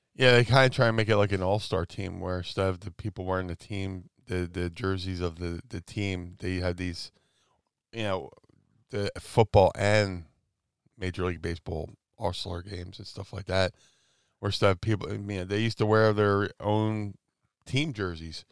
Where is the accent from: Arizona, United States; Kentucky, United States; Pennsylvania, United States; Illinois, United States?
Pennsylvania, United States; Philadelphia; my hometown